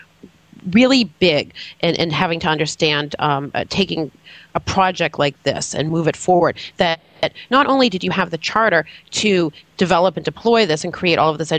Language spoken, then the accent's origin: English; Massachusetts, United States; I'm from Massachusetts